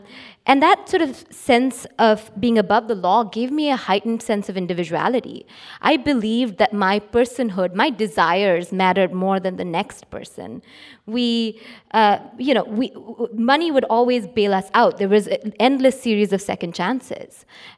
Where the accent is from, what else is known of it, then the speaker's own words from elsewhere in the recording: Mumbai, Maharashtra, India; So I grew up in Bombay in India, where my father was and still is a successful businessman.